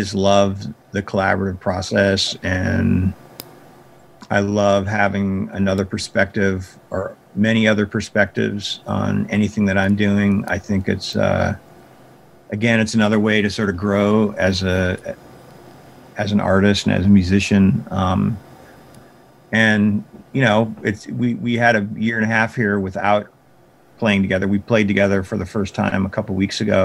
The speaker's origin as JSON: {"language": "English", "town": "Big Sandy", "region": "Montana", "country": "United States", "tie": "born or raised there", "said": "I decided to build a skate park in Big Sandy. That was kind of a big deal because it was my hometown"}